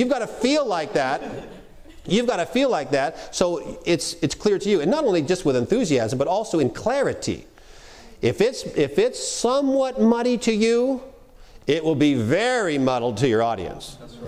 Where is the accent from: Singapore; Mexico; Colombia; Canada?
Canada; accent: Canadian; When I'm up in Canada, which is where I'm from, I'm Canadian. I don't know if you've picked it up at all. I tend to drop my Canadian accent when I'm up talking for the most part.